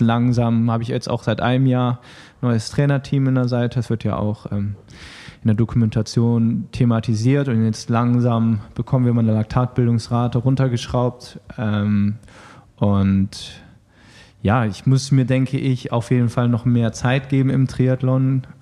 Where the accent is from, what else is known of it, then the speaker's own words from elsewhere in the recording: Düsseldorf, North Rhine-Westphalia, Germany; Ich bin Düsseldorfer und wohne noch in Düsseldorf.